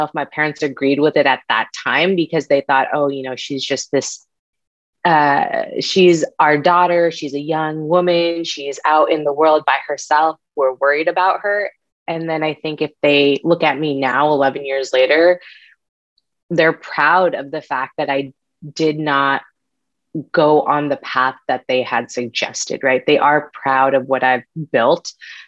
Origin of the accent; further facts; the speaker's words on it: San Diego, California, United States; also born or lived in Connecticut; We actually moved from Connecticut, where I was born, to San Diego to be closer to my mom's siblings. I was brought up in a very close-knit family